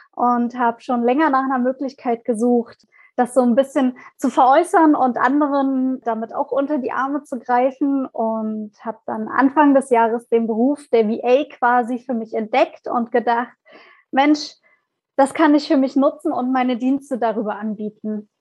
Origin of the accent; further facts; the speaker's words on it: Leipzig, Saxony, Germany; komme aus Leipzig